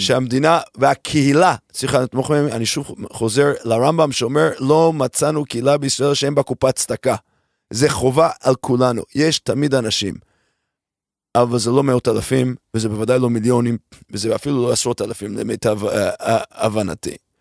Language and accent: Hebrew; United States; moved away as an adult; now in Israel